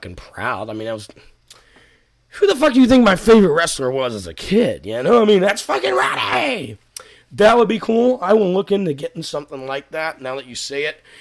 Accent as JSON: {"language": "English", "region": "Scotland", "country": "United Kingdom", "said": "I'm from Scotland"}